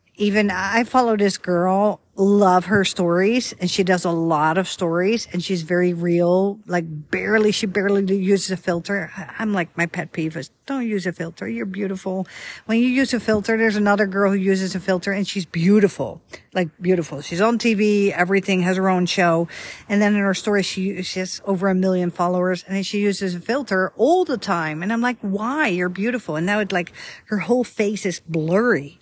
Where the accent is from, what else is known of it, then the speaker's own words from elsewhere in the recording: Netherlands; now in Dallas area, United States; I'm from Holland, but I'm not from Amsterdam, the capital